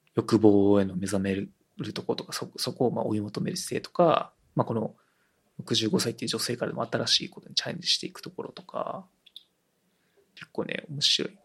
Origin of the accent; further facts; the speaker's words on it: Japan; first language Japanese; 日本語がネイティブで、てか日本で生まれ育ってよかったなって思える